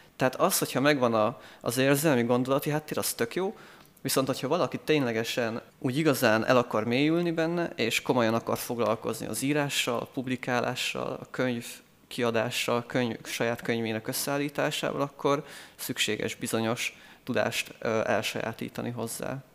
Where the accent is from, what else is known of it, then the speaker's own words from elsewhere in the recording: Eger, Heves, Hungary; én világéletemben itt éltem Egerben, itt születtem, és itt is nőttem föl, itt járok egyetemre